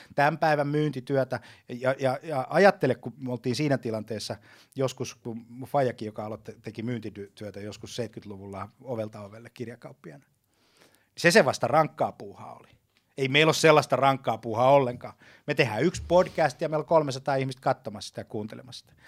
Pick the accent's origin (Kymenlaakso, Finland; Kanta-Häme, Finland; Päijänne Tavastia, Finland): Päijänne Tavastia, Finland; Lahti; mä Lahdessa, jossa mä, josta mä kotosin